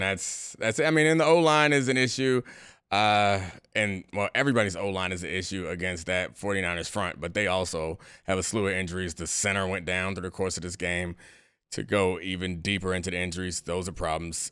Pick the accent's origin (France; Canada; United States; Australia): United States; Baltimore, Maryland; I grew up in Baltimore